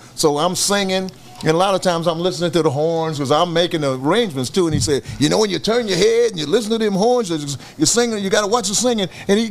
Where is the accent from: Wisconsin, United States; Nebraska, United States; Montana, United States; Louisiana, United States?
Wisconsin, United States; Milwaukee; moved away; also born or lived in Memphis, Tennessee / Los Angeles; I came to Los Angeles. Well, I was born and raised in Milwaukee, Wisconsin